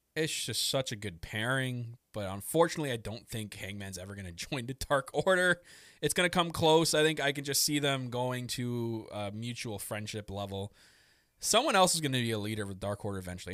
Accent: Canada; I'm very Canadian

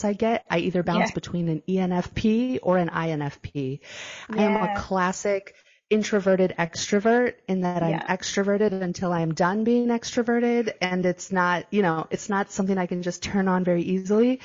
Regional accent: San Diego, California, United States; moved away as an adult; now in Bocas del Toro, Panama; I'm from San Diego

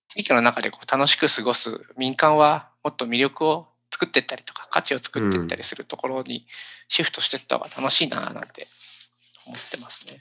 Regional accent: Fujieda, Shizuoka, Japan; born or raised there; also born or lived in Tokyo

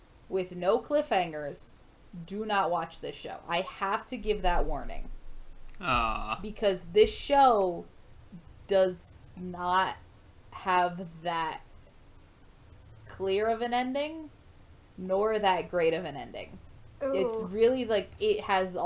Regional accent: United States; I was raised in the United States.

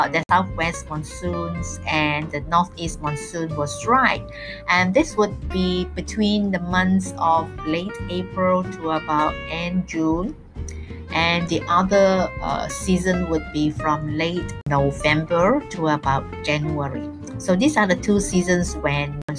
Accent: Malaysia; I am totally schooled here in Malaysia.

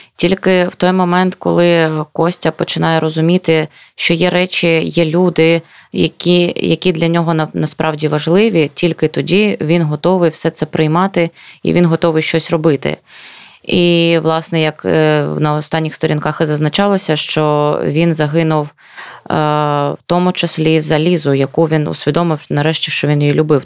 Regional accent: Luhansk Oblast, Ukraine; я з Луганщини

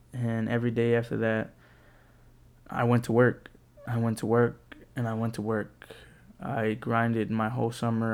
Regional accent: San Antonio, Texas, United States; also born or lived in College Station, Texas; I come from San Antonio, Texas

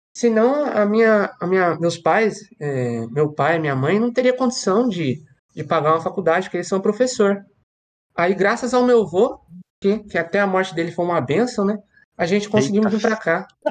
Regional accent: Ourinhos, São Paulo, Brazil; moved away as an adult; now in Paraguay; Ana somos irmãos, nascemos em Ourinhos, São Paulo

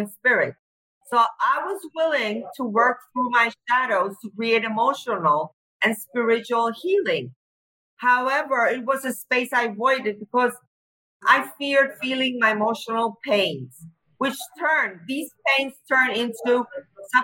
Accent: Cyprus; I'm from Cyprus.

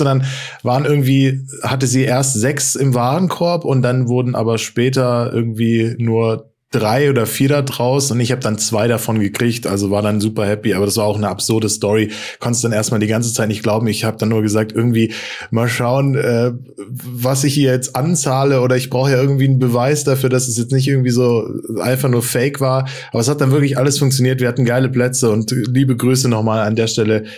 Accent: Frankfurt, Hesse, Germany; also born or lived in Stuttgart region; now in Stuttgart, Germany; als gebürtiger Frankfurter wäre es natürlich äh, krass und äh, Wahnsinn, aber ich bin ja jetzt äh, in der Region Stuttgart beheimatet

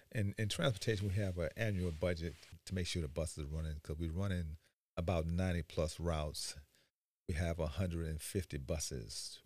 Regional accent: Chicago, Illinois, United States; moved away as an adult; now in Beaufort County, United States; as I grew up in Chicago, I ended up joining the military.

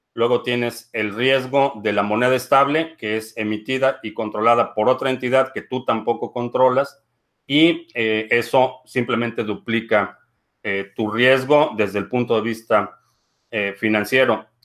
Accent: Mexico; now in Dallas, United States; aquí en Dallas, en el área metropolitana de Dallas, Texas, hay alrededor de 1.2 millones de hispanos, de los cuales casi el 80% somos de origen mexicano

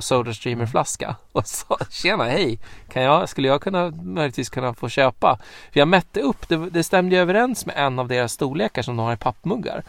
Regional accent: Sweden; som svensk

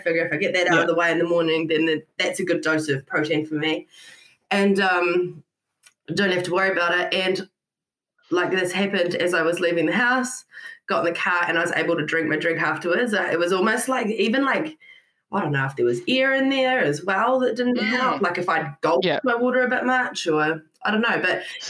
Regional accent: Scotland, United Kingdom; now in New Zealand; Yeah, so I'm from Scotland.

